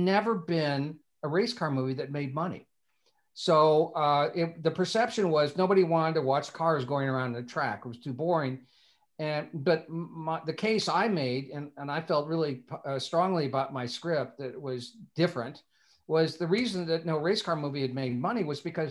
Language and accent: English; Bloomington, Indiana, United States; growing up in Bloomington, we went to the 500 every year